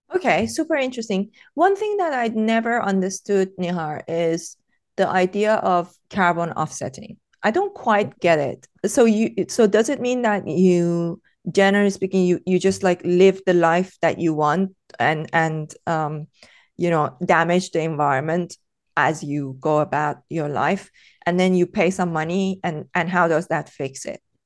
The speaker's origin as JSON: {"language": "English", "country": "Iran", "tie": "born or raised there", "moved": "yes", "said": "growing up in Iran"}